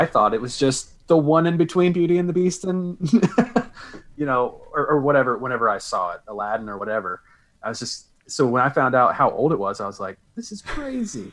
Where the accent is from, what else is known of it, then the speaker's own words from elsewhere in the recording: the South, United States; I was born and raised in the South, so beach music is a very big thing around here